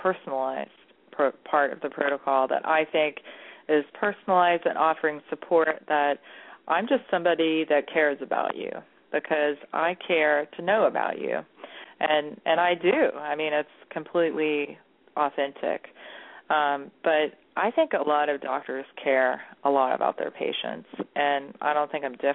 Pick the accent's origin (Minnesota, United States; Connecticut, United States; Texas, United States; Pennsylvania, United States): Texas, United States; now in Columbus, United States; I'm Texan